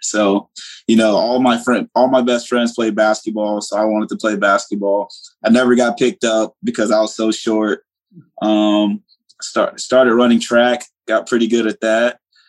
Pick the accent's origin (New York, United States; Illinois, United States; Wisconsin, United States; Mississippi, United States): Mississippi, United States; Hollandale; Originally, I'm from Hollandale, Mississippi. Okay. My family moved here. You know, Hollandale, Mississippi is not, it's not a place you want your kids to grow up at.